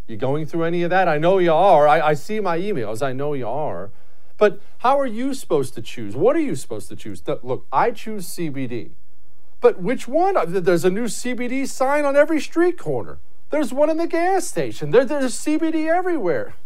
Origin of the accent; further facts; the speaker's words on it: United States; I'm as American as apple pie